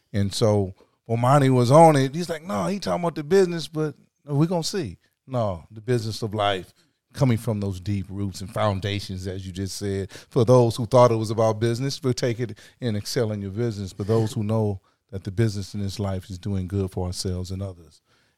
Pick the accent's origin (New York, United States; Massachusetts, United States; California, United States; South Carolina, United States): South Carolina, United States; Yeah, I come from South Carolina.